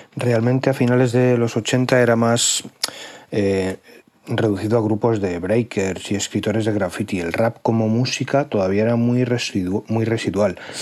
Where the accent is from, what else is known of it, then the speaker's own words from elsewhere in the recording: Community of Madrid, Spain; Yo soy muy madrileño y soy muy urbanita